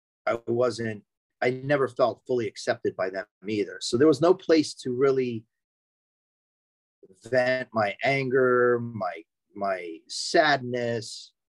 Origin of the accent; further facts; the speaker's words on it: Franklin Township, New Jersey, United States; I'm from Franklin Township in New Jersey. That's in Hunterdon County.